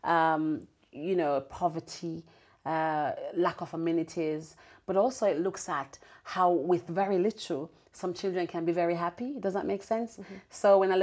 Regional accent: Braes River, Saint Elizabeth, Jamaica; moved away; I'm the girl who grew up in Jamaica, sold mangoes on the train

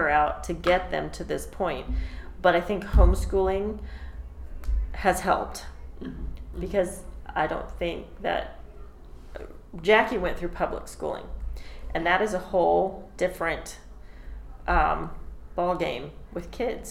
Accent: Branson, Missouri, United States; Where I come from, I'm from Branson.

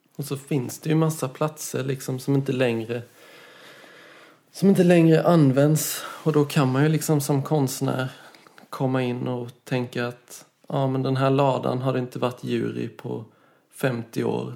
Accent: Karlskrona, Blekinge, Sweden; moved away as an adult; also born or lived in Gothenburg / Copenhagen; jag är från Karlskrona från början

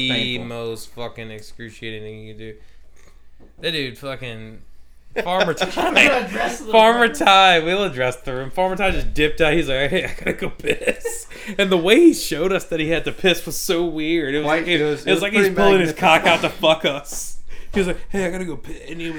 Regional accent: Louisiana, United States; we're white boys from Louisiana, dude.

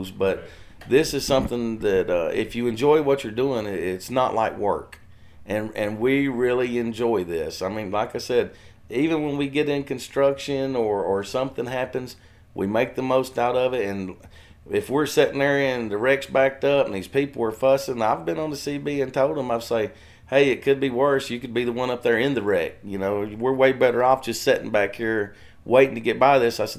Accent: Waverly, Tennessee, United States; also born or lived in Texas; I'm native to Tennessee. I was born in Waverly, Tennessee, and lived here most of my life. I did live five years in Texas with my dad when I was older

